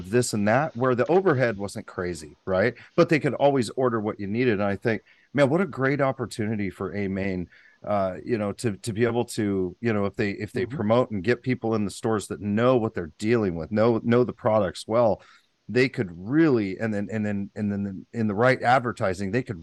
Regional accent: Paradise, California, United States; I grew up in Paradise, California, Butte County.

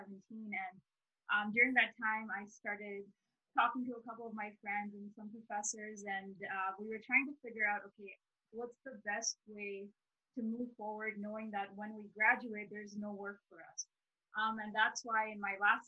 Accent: Dubai, United Arab Emirates; now in Edmonton, Canada; I'm originally from Dubai, and I thought, you know what, I get my petroleum engineering degree and I'm going to go back and work in Dubai.

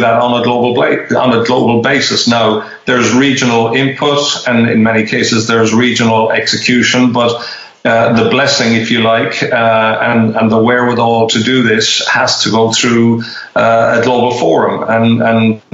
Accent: Ireland; moved away; my home country

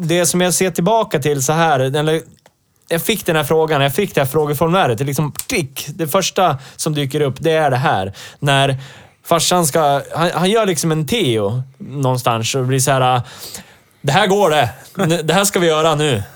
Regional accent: Hälsingland, Gävleborg County, Sweden; mina hemtrakter

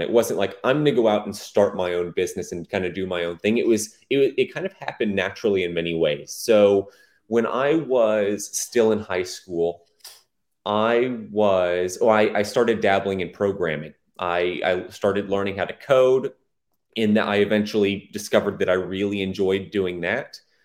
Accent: Plano, Texas, United States; also born or lived in Allen, Texas; in a city called Plano, big city. Um, that's where I s, grew up most of my life

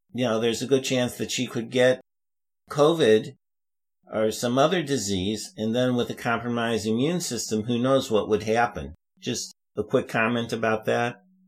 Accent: St. Louis, Missouri, United States; moved away; I go back to my hometown in St. Louis

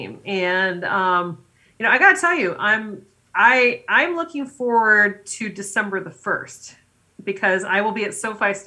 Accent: United States; I'm someone who is American, but my family is, you know, immigrants

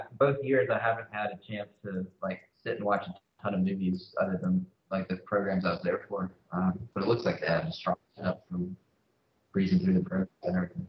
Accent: Shreveport, Louisiana, United States; We grew up in Shreveport.

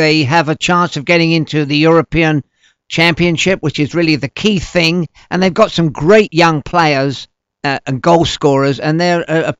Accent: London, United Kingdom; When I was a kid growing up in the East End of London, every week I used to get the bus to watch Tottenham play. And they were North London. That's where I grew up in, White Hart Lane.

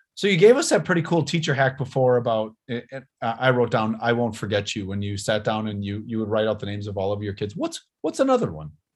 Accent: Wisconsin, United States; I'm the mayor of my uh, of where my hometown where i grew up and lived

